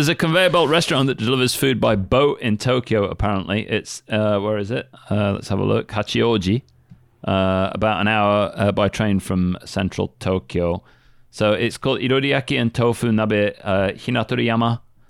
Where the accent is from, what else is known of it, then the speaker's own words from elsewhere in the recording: England, United Kingdom; I'm English.